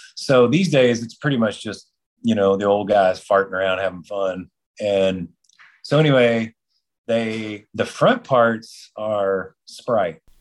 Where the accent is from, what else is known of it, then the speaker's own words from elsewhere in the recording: Texas, United States; That was my home state in Texas